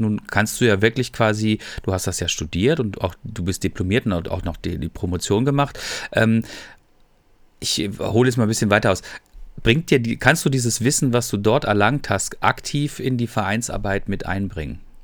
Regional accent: Freiburg, Baden-Württemberg, Germany; now in North Rhine-Westphalia, Germany; ich bin ja selber Freiburger

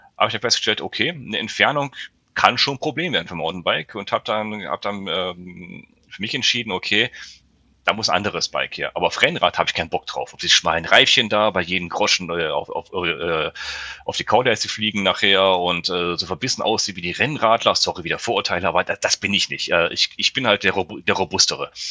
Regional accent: the area between Cologne, Düsseldorf and Solingen, North Rhine-Westphalia, Germany; ich komme ja aus dem, aus dem Bereich hier zwischen Köln-Düsseldorf und Solingen

